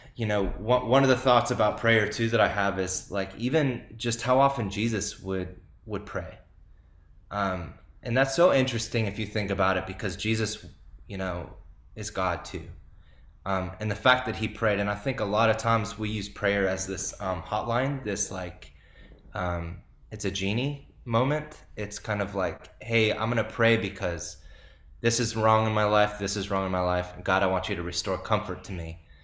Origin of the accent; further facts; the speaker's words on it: California, United States; I grew up in California